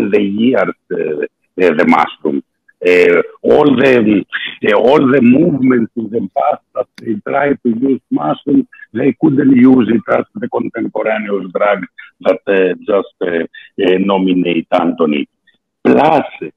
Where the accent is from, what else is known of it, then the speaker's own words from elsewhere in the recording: Greece; English is a second language; my accent, because I'm Greek, and a little bit my status of English, because I'm more natural Italian and Spanish speaker.